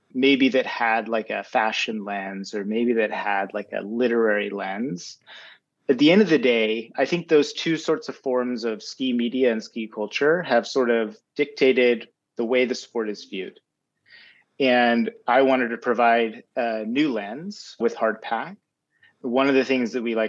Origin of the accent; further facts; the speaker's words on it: Utah, United States; now in New York City, United States; I grew up in Utah.